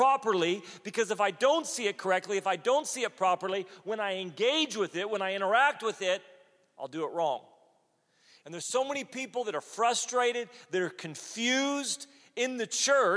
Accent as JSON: {"language": "English", "country": "United States", "said": "as an American"}